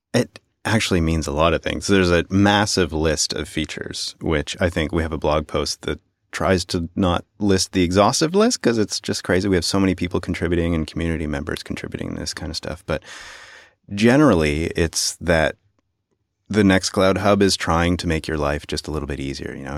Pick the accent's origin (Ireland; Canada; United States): Canada; As a Canadian